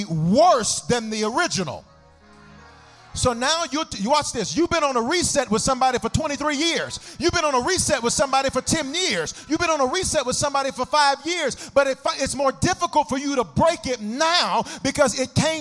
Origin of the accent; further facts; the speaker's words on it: the South, United States; now in Denver, United States; I'm from the South